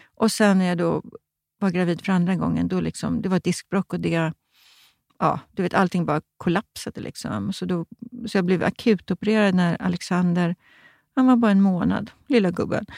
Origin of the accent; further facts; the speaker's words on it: Stockholm, Stockholm County, Sweden; jag var från Stockholm